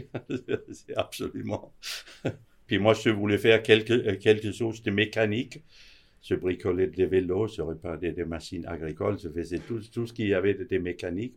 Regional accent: Denmark; moved away as an adult; now in Switzerland; Je suis d'origine du Danemark, où j'ai aussi appris l'horlogerie

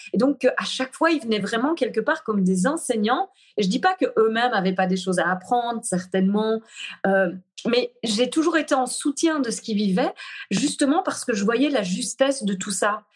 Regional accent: Brussels, Belgium; accent: Belgian, Brussels; moved away as an adult; je suis revenue me poser en Belgique. Euh, et puis là, je sens que c'est vraiment ici que j'ai envie d'être. C'est ici que j'ai envie aussi euh, de, poser ça. Il y, a, il y a quelque chose, j'ai comme reconnecté vraiment à, à ma terre natale

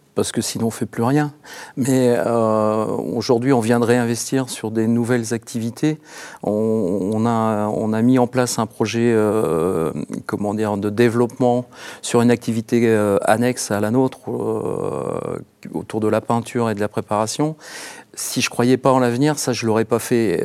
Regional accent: Orne, Normandy, France; je suis issu du département de l'Orne

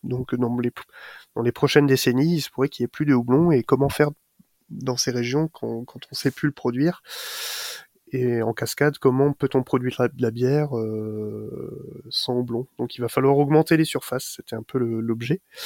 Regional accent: Alsace, Grand Est, France; chez nous en Alsace

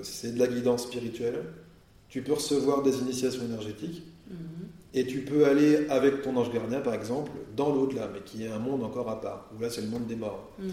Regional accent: Burgundy, Bourgogne-Franche-Comté, France; now in Nord, France; Moi, je viens de Bourgogne à l'origine, pourtant je suis dans le hmm. Nord maintenant

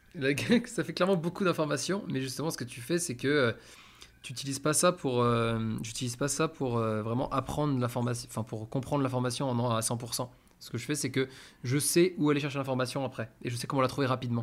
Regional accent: France; now in Spain; on est français, on comprend assez vite l'espagnol

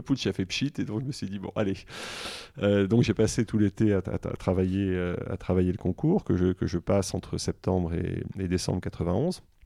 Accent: Grenoble, Auvergne-Rhône-Alpes, France; also born or lived in Versailles / Alsace; now in Washington, United States; je suis né à Versailles. En fait, mes parents euh, ont déménagé pratiquement après ma naissance à Grenoble

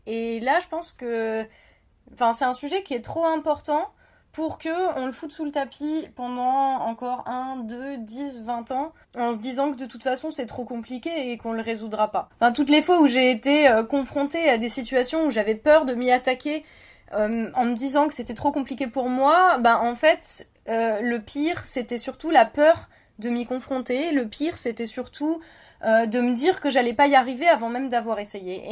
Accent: France; chez nous en France, à Paris

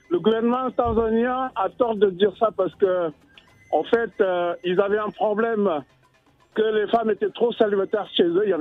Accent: Senegal; je suis sénégalais

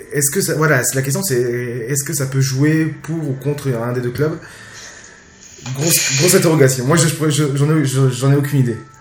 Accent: Jura, Bourgogne-Franche-Comté, France; je viens d'une petite ville du Jura

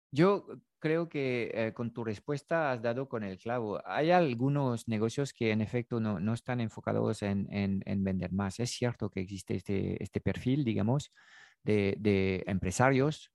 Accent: France; Spanish is a second language; moved away; yo tengo un acento, obviamente hablo en castellano desde mis conocimientos del castellano, yo he nacido desde el, el, otro lado de los Pirineos, en Francia

